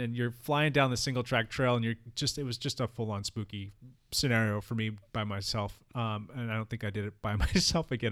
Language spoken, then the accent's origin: English; San Diego County, California, United States; also born or lived in Orange County, California; I grew up in San Diego County for the first twenty years